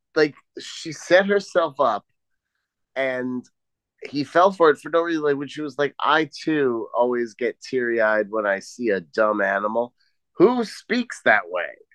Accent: New York, United States; moved away; I grew up in New York, right? That's where I'm from

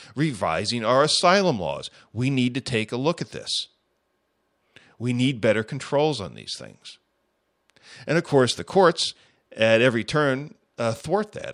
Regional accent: United States; As an American citizen, I'm tired of watching my country

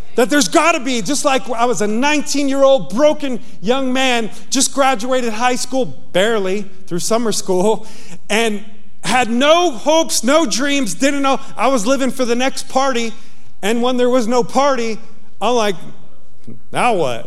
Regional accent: Yonkers, New York, United States; moved away; I'm a kid from Yonkers, New York

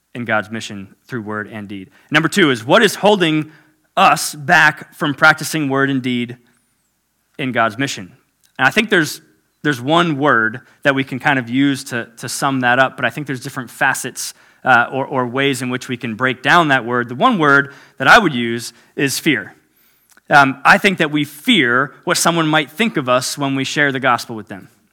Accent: South Florida, United States; I was born and raised in South Florida, so native Floridian

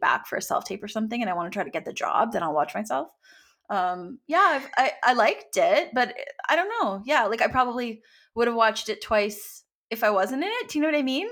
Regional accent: Canada; also born or lived in Los Angeles, United States / Toronto, Canada; I'm from Canada

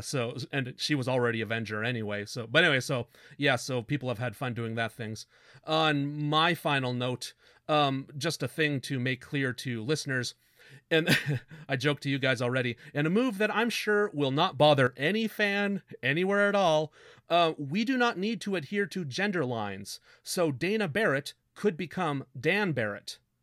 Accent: Canada; We're Canadian

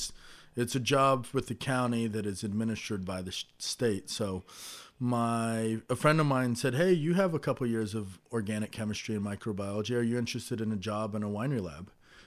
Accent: Napa, California, United States; I was born and raised in Napa, not in the wine industry. My father is a retired cement truck driver, and my mother is retired from working in administration at the local hospital. So I moved home from college

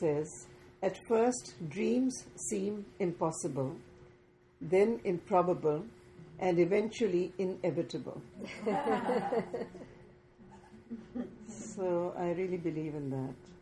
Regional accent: Pakistan; I'm a Pakistani living in an urban area

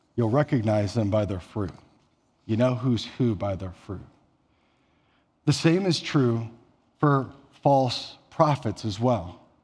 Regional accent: Elgin, Iowa, United States; moved away; I'm from small town Iowa. So about six hundred people in my hometown

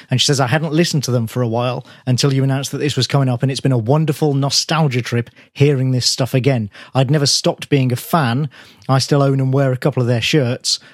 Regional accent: Birmingham, West Midlands, United Kingdom; my hometown

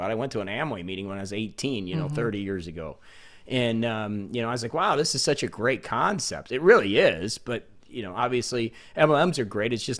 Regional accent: Indiana, United States; I'm from Indiana.

